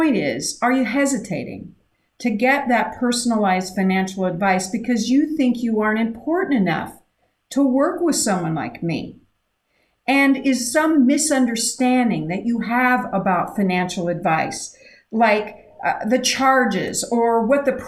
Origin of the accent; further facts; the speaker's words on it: Idaho, United States; I grew up in Idaho